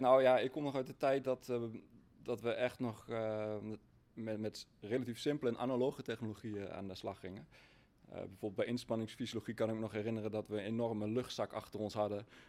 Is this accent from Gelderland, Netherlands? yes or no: yes; Achterhoek, Gelderland, Netherlands; ik kom uit de Achterhoek, simpele boer uit de Achterhoek